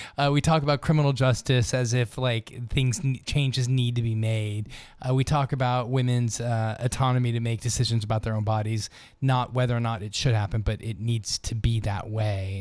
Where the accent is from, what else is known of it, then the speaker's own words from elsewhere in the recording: Los Angeles, California, United States; moved away; the L A Unified School District, which is where I went to school, uh, in, uh, growing up in Los Angeles